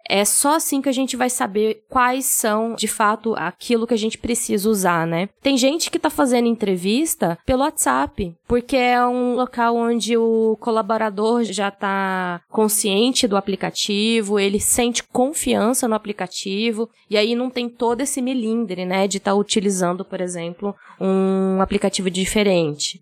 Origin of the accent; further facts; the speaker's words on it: Goiás, Brazil; Sou goiana